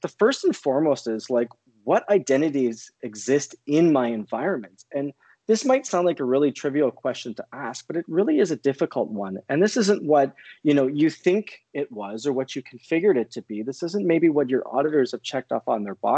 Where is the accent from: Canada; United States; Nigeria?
Canada; born and raised in Canada.